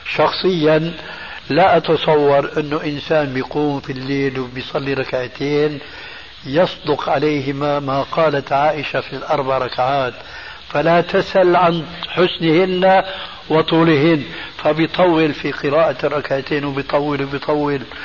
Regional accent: Syria; عندنا في الشام

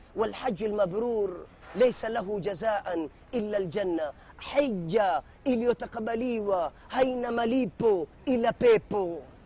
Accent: Kenya; mimi ni Mkenya

